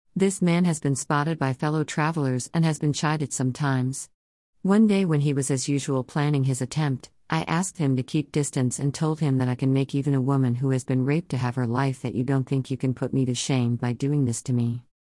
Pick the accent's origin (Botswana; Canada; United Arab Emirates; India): India; Chennai, Tamil Nadu; also born or lived in Madurai; I grew up in Chennai